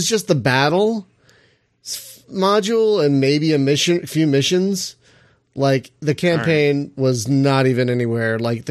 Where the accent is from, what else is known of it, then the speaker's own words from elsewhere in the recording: Philadelphia, Pennsylvania, United States; I'm from the Philly area, so I've been all over Maryland.